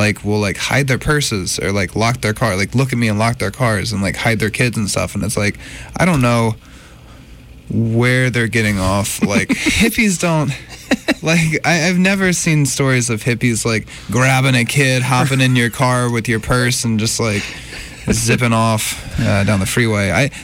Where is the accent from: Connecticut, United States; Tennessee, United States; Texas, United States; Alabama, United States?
Alabama, United States; Montgomery; moved away; also born or lived in Birmingham, Alabama; Well, I was born in Birmingham, but then I grew up in Montgomery for 16 years.